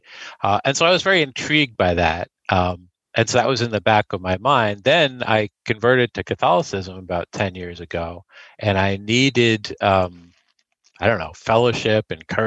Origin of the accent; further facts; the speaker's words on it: Greenwich, Connecticut, United States; I grew up in Greenwich, Connecticut, early in life in the Episcopal Church. I had a conversion to evangelical Protestantism in high school.